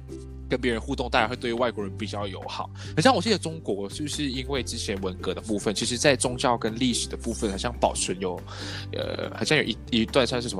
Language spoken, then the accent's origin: Chinese; Malaysia; 我我们是有双重身份。可像我去台湾，我不会去跟他们讲说我是马来西亚人，我觉得很自然而然就混在一起。